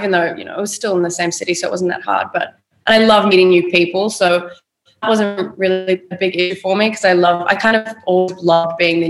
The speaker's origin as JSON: {"language": "English", "town": "Sydney", "region": "New South Wales", "country": "Australia", "tie": "born or raised there", "said": "So I was born in Sydney, Australia. Okay. And I went to a few different schools around Sydney. And then when I was 14, my parents shipped me off to the country. No, we all moved to the country together to a town called Darwin."}